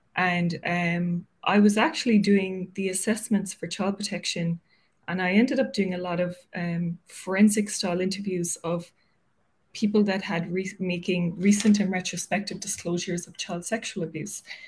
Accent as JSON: {"language": "English", "town": "Cork", "region": "Munster", "country": "Ireland", "tie": "born or raised there", "also_born_or_lived": "Dublin, Ireland / Wicklow, Ireland", "moved": "as an adult", "lives_now": "New York, United States", "said": "I grew up in Cork"}